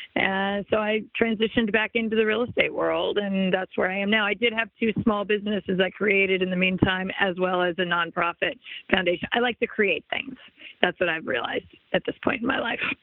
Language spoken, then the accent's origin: English; Los Angeles, California, United States; I grew up in the Los Angeles area